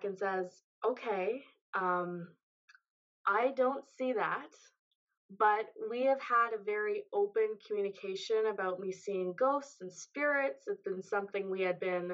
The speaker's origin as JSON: {"language": "English", "area": "just outside of Toronto", "region": "Ontario", "country": "Canada", "said": "I'm from Ontario, Canada, just outside of Toronto"}